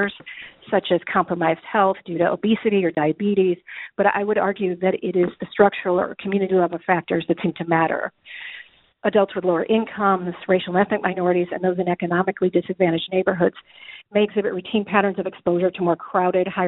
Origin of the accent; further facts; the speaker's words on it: Illinois, United States; my home state of Illinois